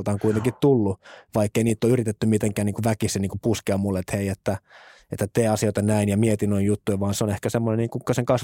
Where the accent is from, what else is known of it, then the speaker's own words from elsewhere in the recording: Espoo, Uusimaa, Finland; mä oon tosissaan lähtöisin Espoosta, Westendistä, edelleen vanhemmat asuu siellä – meidän lapsuuden kodissa